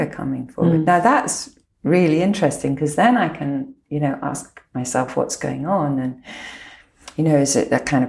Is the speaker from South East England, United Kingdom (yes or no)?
no; Lochland, Scotland, United Kingdom; I was brought up around Lochland.